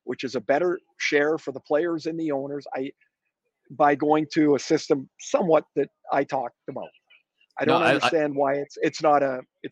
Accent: Canada; I'm a Canadian.

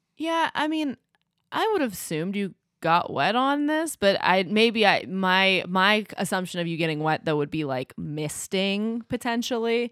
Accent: United States; as an American

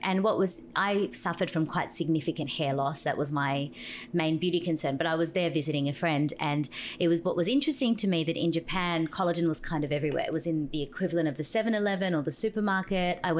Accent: Brazil; now in Australia; I was born in Brazil

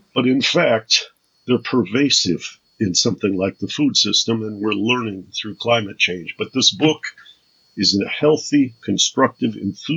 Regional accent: Detroit, Michigan, United States; I come from Detroit

